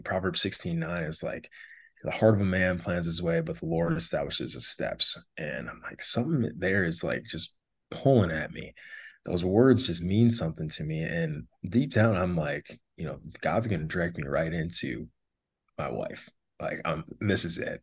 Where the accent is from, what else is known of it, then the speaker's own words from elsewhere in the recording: Wishek, North Dakota, United States; now in Arizona, United States; I'm originally from Wishick, North Dakota, uh, a town of about a thousand people in South Central part of the state.